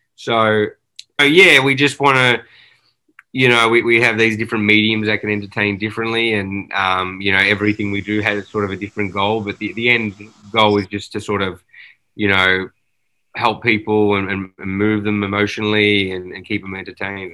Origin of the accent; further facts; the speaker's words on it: Australia; now in Los Angeles, United States; growing up in Australia, that's all you consume is, you know, these movies and TV shows